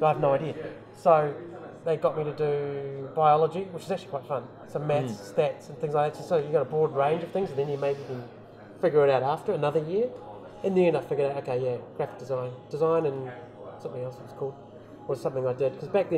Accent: Wellington, New Zealand; I was born in New Zealand, in Wellington. Dad came over in the 60s or 50s or something like that. Grandparents were already here. Mum and Dad got together. We basically settled in North Wellington, so Newlands, around that area

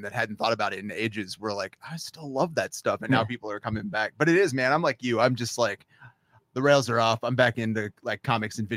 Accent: Virginia Beach, Virginia, United States; now in Maine, United States; I grew up in Virginia Beach

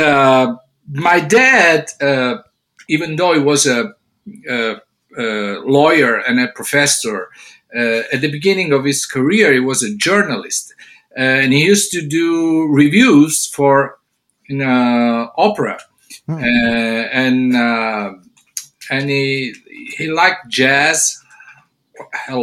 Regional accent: Catania, Sicily, Italy; English is a second language; moved away as an adult; also born or lived in Rome, Italy; now in Memphis, United States; I was born and raised in Catania, Sicily

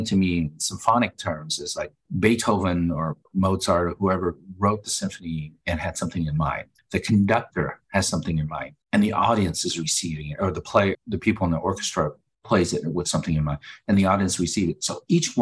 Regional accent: Denver, Colorado, United States; I went to John F. Kennedy High School here in Denver. And I'm calling it from Denver

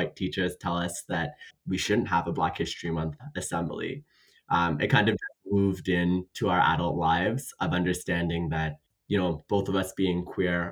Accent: Ottawa, Ontario, Canada; me and Tayyip were born in Ottawa

